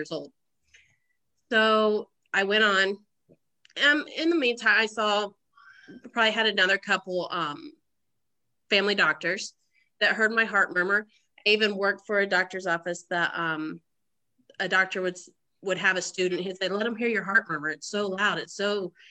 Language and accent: English; Oklahoma, United States; moved away; also born or lived in Swayzee, Indiana; I originally from Oklahoma, born and raised in Oklahoma, but all my family is from Indiana, so I'm from Swayze, Indiana